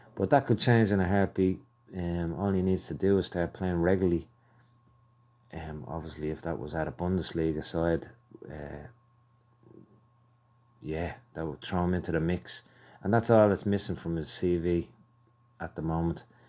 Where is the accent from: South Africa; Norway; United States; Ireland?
Ireland; I'm Irish. I love Ireland